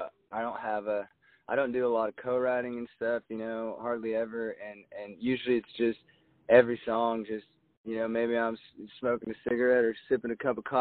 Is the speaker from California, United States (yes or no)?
no; Jacksonville, Oregon, United States; moved away; My hometown, I'm from Jacksonville, which is about 6 miles outside of Medford